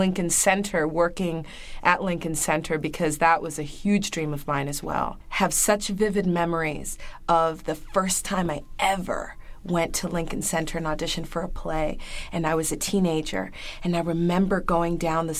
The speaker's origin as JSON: {"language": "English", "country": "Brazil", "said": "and I'm from Brazil, you know? I'm from this, you know, small town in Brazil"}